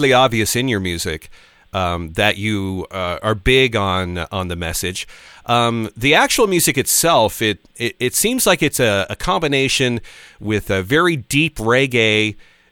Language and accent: English; Newfoundland and Labrador, Canada; also born or lived in Grand Falls-Windsor, Newfoundland and Labrador / Halifax, Nova Scotia / St. John's, Newfoundland and Labrador / Toronto; I was born in Grand Falls, Windsor, in Newfoundland and Labrador, which, if you don't know, Grand Falls, Windsor is the very center of the province